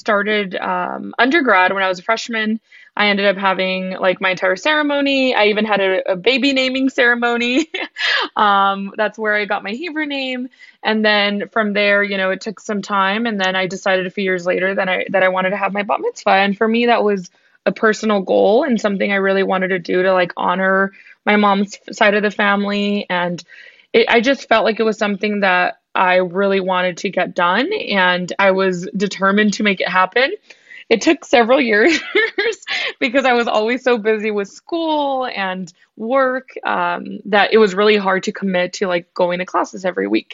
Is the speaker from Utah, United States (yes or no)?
no; Tucson, Arizona, United States; I was born and raised in Tucson, Arizona.